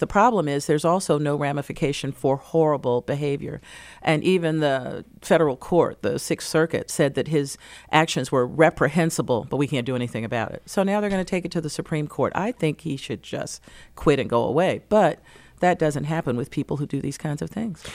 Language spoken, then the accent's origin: English; North Carolina, United States; now in Detroit, United States; back in my home state of North Carolina